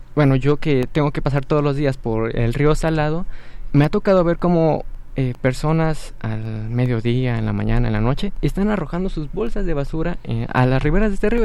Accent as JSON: {"language": "Spanish", "country": "Mexico", "said": "como juventud somos el futuro de México"}